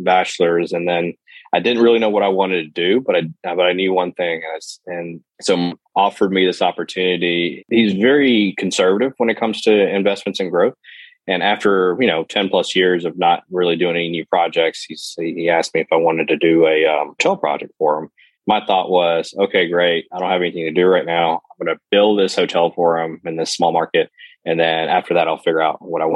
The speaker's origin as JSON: {"language": "English", "town": "Lexington", "region": "Mississippi", "country": "United States", "tie": "born or raised there", "said": "I grew up in a small town in Lexington, Mississippi"}